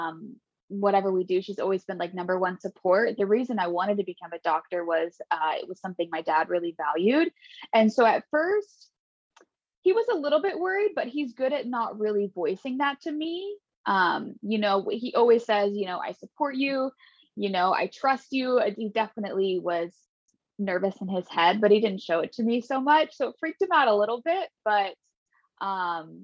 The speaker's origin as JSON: {"language": "English", "town": "Redding", "region": "California", "country": "United States", "tie": "born or raised there", "said": "I was born and raised in Northern California, and that's where I currently live. So I grew up in a small town called Redding"}